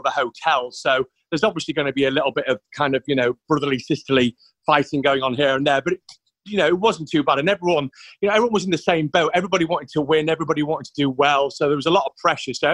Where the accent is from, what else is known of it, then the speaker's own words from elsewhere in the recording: York, Yorkshire and the Humber, United Kingdom; I'm from York originally.